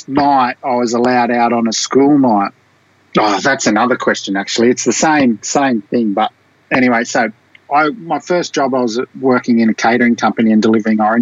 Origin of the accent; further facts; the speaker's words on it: Goulburn, New South Wales, Australia; I grew up just outside of Sydney, about 2 hours. It used to be 3 hours outside of Sydney in a little town called Goulburn